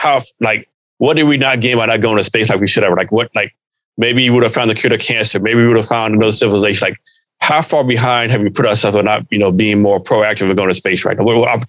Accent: Odessa, Texas, United States; I'm from the West Texas area. I grew up in Odessa, Texas.

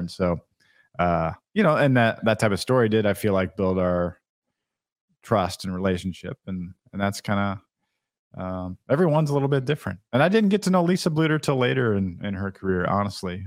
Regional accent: Iowa City, Iowa, United States; growing up in Iowa City

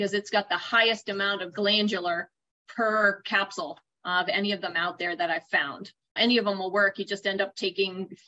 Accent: Boston, Massachusetts, United States; moved away as an adult; also born or lived in New Jersey; So I grew up in the East Coast. I grew up in Boston.

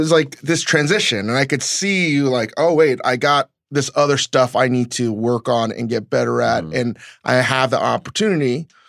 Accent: Virginia, United States; I am from Virginia.

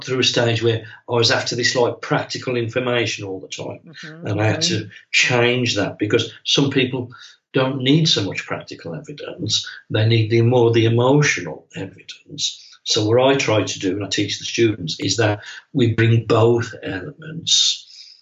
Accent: England, United Kingdom; my hometown in England

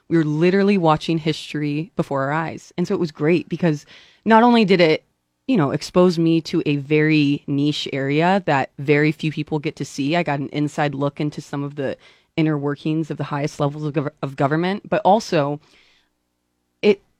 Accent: Lincoln, Nebraska, United States; also born or lived in Fremont; Yeah, I was born in Fremont, but raised in Lincoln.

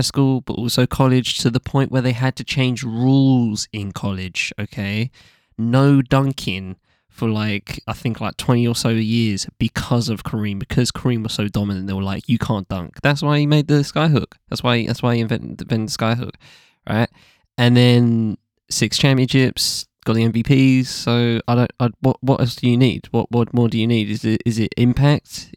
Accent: England, United Kingdom; as an English person

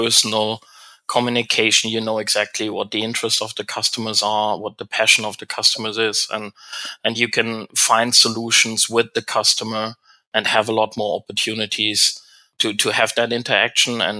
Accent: Germany; moved away as an adult; also born or lived in Europe / Asia; now in Canada; I'm not from North America, I'm German originally, now Canadian-German

